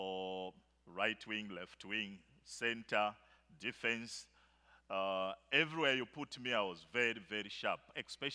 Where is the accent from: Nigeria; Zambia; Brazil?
Zambia; In Zambia, I come from the bush part of Zambia.